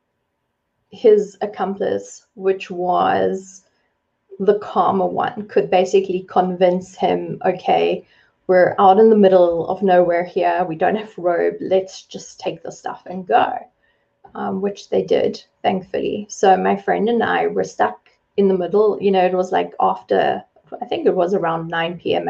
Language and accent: English; South Africa; I was born and raised in South Africa.